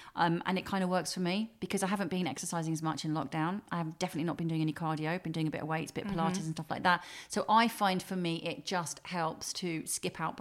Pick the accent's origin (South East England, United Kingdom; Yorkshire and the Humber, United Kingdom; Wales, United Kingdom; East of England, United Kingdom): East of England, United Kingdom; Welwyn Garden City; also born or lived in Harlow / Camden, London; I was born in Harlow because my nan and granddad lived in Sawbridgeworth. And so we were living with them whilst I was in her tummy. And then straight after I was born, we were there for a couple of weeks or a month. And then we moved to Welwyn Garden City in Hertfordshire